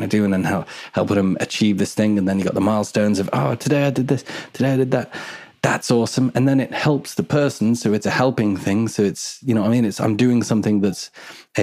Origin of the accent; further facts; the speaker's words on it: Edgmond, West Midlands, United Kingdom; I'm from Edgemont, which is just like near Newport.